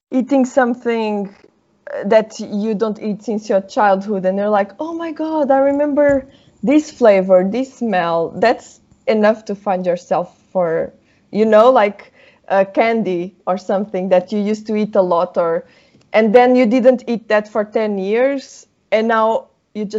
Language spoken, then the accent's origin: English; Portugal; first language Portuguese; English is a second language; moved away; because of course I live outside of my home, right? Like Portugal.